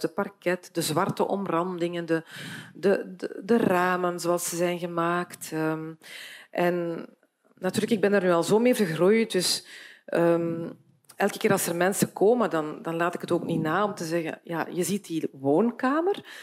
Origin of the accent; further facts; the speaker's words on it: Beersel, Flanders, Belgium; ik ben opgegroeid in Beersel.